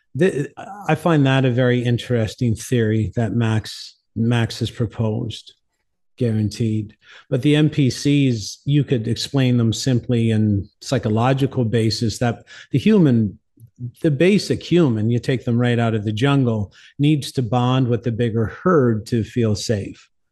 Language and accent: English; St. John's, Newfoundland and Labrador, Canada; also born or lived in Cornwall, Ontario / Mexico; now in New Mexico, United States; I'm from Saint John's, Newfoundland, originally in, uh, Canada.